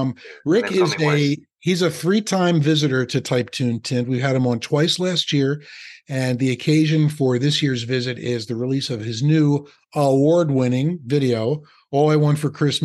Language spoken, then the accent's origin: English; Philadelphia, Pennsylvania, United States; now in New Jersey, United States; Just like I've been in New Jersey for 30 years, but I'll always be from Philadelphia